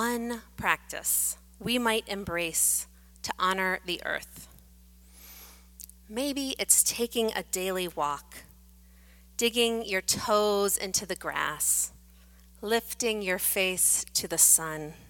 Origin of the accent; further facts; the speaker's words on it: Atlantic Beach, Florida, United States; In my hometown of Atlantic Beach, Florida